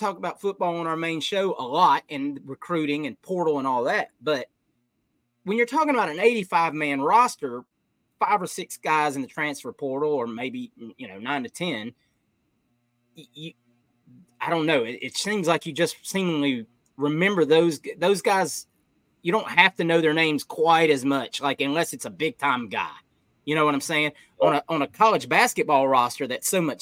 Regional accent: Atlanta, Georgia, United States; I grew up in Atlanta

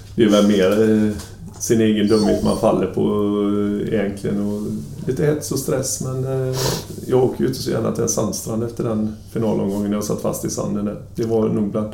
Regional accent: Sweden; moved away as an adult; also born or lived in Gothenburg, Sweden / Kiel, Germany; kom jag ner som ensam svensk

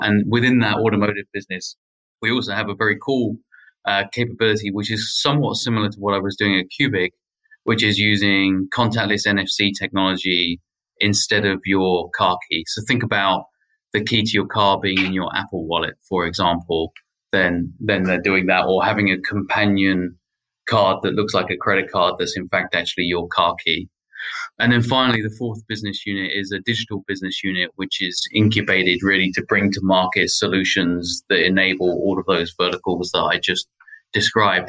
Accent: United Kingdom; moved away as an adult; also born or lived in United States; now in Paris, France; If my accent's not a giveaway already, then I grew up in the UK and I moved to the US about 10 years ago

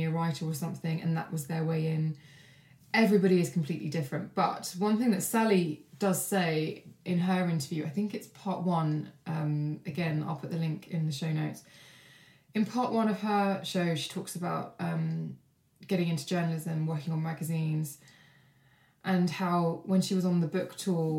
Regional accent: Kent, South East England, United Kingdom; also born or lived in Brighton; I volunteered for local newspapers where I grew up in Kent

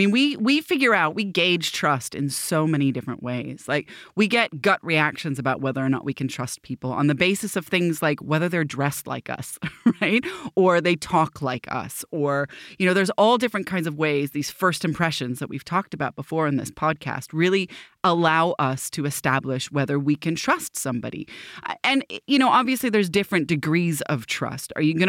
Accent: Petaling Jaya, Selangor, Malaysia; born there; accent: American; I was born in Petaling Jaya, Malaysia.

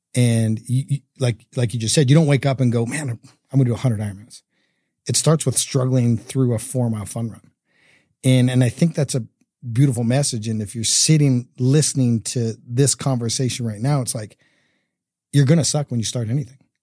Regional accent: Canada; now in Utah, United States; I grew up in Canada

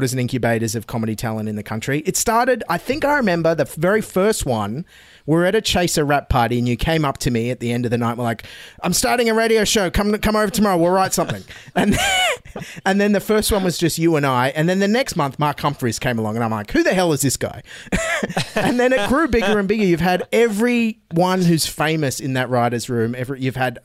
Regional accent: Australia

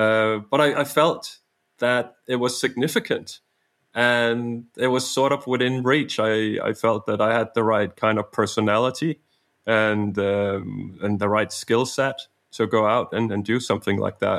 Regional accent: Denmark; English is a second language; also born or lived in Canada / United States; I was born in Denmark, but almost initially we got on a plane and flew to Canada. And we lived 4 years in Canada and then 2.5 years in the US and then came back to Denmark when I was coming close to 7 years of age.

